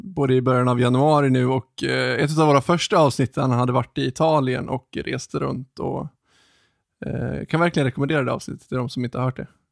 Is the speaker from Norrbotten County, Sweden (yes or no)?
no; Ludvika, Dalarna County, Sweden; jag är ju uppvuxen utanför eh, Ludvika